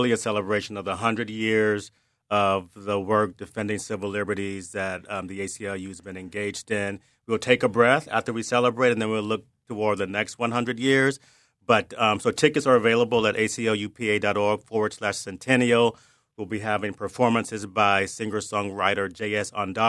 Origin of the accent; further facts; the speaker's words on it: Wilmington, North Carolina, United States; moved away as an adult; also born or lived in New York City; I didn't learn that when I was growing up in Wilmington. Yeah. It took me to be living in New York City in my 30s